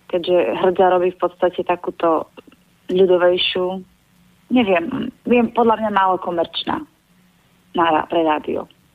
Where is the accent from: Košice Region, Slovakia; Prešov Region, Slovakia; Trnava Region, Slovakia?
Košice Region, Slovakia; Kysak; ja som z Kisaku